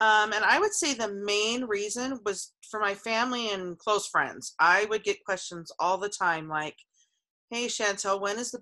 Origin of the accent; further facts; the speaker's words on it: Phoenix, Arizona, United States; I was born and raised in the Phoenix area, and I still live in Phoenix